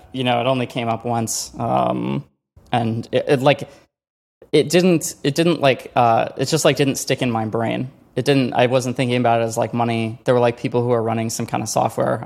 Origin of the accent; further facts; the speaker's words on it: Chicago, Illinois, United States; moved away; also born or lived in Colorado / California; I grew up in Chicago